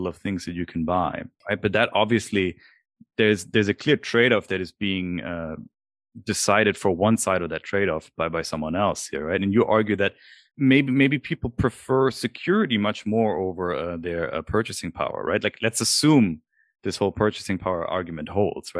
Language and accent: English; Germany; moved away; I'm from Germany.